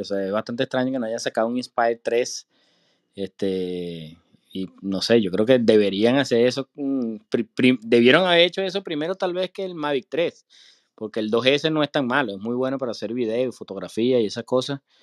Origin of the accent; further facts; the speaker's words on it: Venezuela; moved away as an adult; now in United States; yo soy de Venezuela también